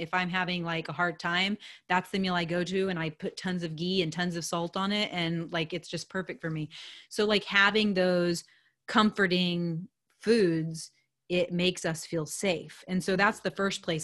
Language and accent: English; United States; I'm an American girl